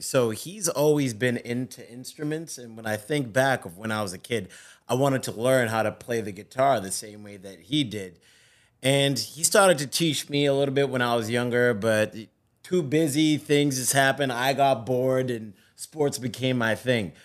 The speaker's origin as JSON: {"language": "English", "country": "Zimbabwe", "tie": "born or raised there", "moved": "yes", "said": "I was born in Africa, in Zimbabwe"}